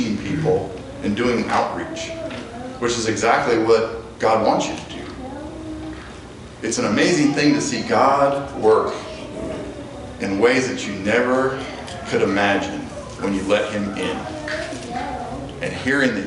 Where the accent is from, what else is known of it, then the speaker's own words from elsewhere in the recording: Ault, Colorado, United States; I'm from Alt, Colorado